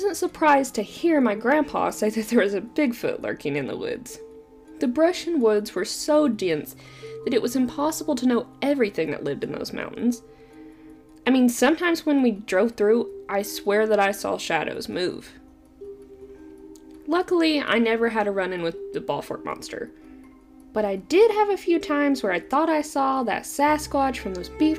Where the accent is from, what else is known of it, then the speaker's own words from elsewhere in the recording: Eastern Kentucky, United States; I'm an Appalachian native myself, coming from Eastern Kentucky